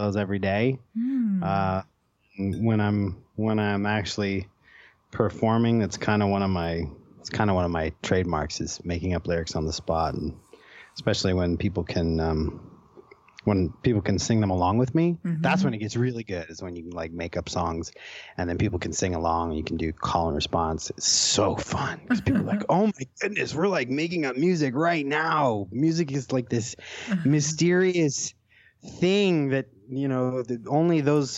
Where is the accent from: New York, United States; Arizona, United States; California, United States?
California, United States; Banning; I grew up in a little town called Banning, California. It's right between San Bernardino and Palm Springs